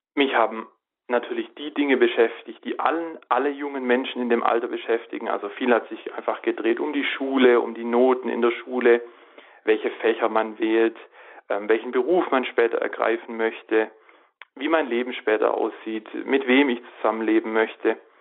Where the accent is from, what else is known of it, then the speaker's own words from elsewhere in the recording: Reutlingen, Baden-Württemberg, Germany; ich bin ähm, aufgewachsen in Reutlingen in Süddeutschland äh, am Fuße der wunderschönen Schwäbischen Alb